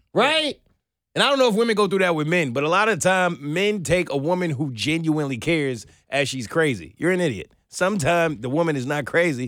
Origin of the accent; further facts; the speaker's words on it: New York City, New York, United States; moved away as an adult; now in Atlanta, United States; I'm from New York